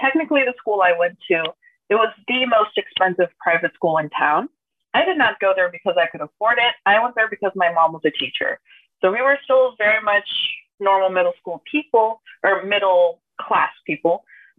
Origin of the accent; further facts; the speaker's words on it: Brazil; also born or lived in Missouri, United States / Texas, United States; I was born in the States. I was born in Missouri. That's where both of my parents were studying for university. I was born there. We moved back to Brazil when I was like 1.5.